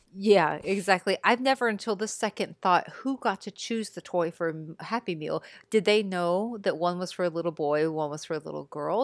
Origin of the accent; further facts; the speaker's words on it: Texas, United States; growing up in Texas